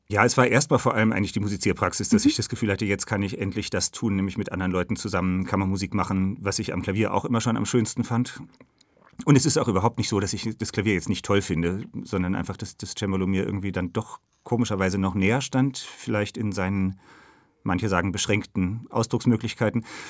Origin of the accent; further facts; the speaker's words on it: Northern Germany, Germany; in dem Dorf, wo ich aufgewachsen bin in Norddeutschland